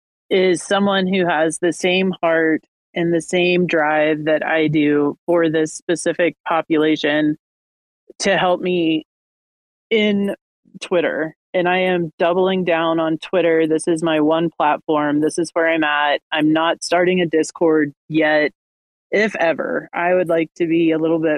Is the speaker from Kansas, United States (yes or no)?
yes; Kansas, United States; I am from Kansas and have a lot of family in the South